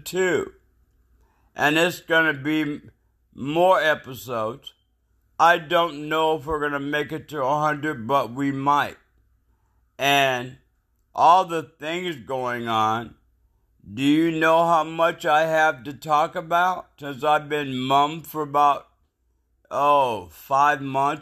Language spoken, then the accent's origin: English; United States; since I'm in America and I'm American